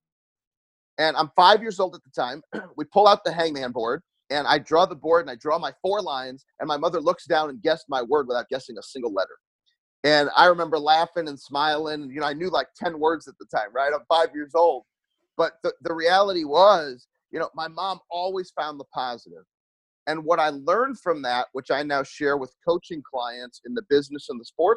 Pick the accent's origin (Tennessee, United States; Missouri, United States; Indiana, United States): Missouri, United States; St. Louis; I'm from St. Louis, Missouri. I live in St. Louis.